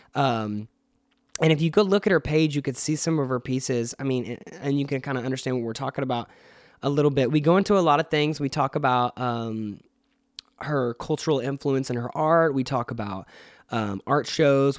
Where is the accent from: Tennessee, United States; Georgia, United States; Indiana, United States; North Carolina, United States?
Georgia, United States; Atlanta; I live in Atlanta and I'm from Atlanta